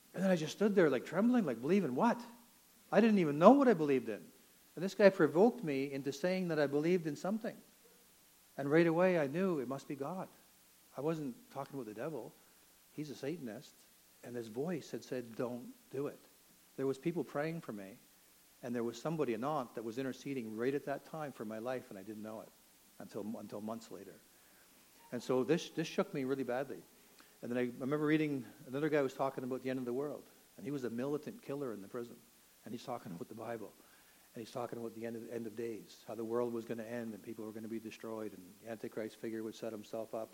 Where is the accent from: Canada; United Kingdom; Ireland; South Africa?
Canada; Toronto, Ontario; I grew up in Toronto